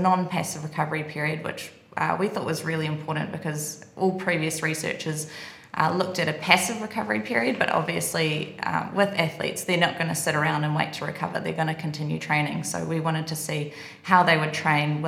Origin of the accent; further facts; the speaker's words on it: New Zealand; moved away as an adult; Kiwi, I'm from New Zealand